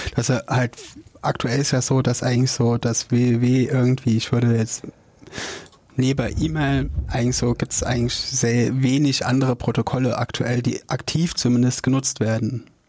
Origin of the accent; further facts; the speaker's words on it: Jena, Thuringia, Germany; Ich komme hier aus Jena